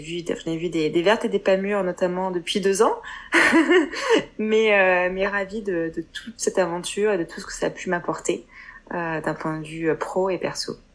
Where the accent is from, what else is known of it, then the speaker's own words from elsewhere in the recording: France; accent: French; moved away as an adult; now in Hong Kong; notre accent français